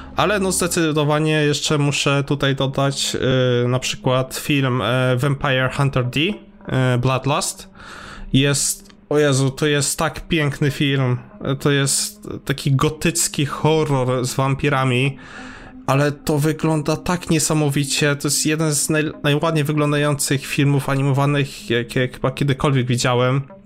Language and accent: Polish; Subcarpathian Voivodeship, Poland; wychowywałem na Cartoon Network, ponieważ jestem z prowincji podkarpackiej